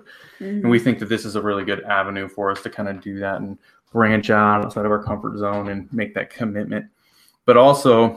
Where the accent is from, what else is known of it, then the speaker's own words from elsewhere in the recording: Iowa, United States; We're from Iowa